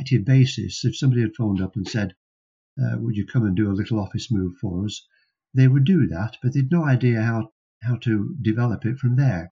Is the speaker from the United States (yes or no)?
no; Preston, North West England, United Kingdom; based in Preston, which happened to be my hometown